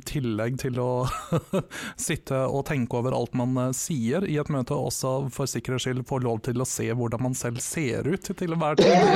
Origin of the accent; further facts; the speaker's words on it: Vestre Slidre, Innlandet, Norway; moved away; Vestre Slidre, som var den bitte lille bygda jeg vokste opp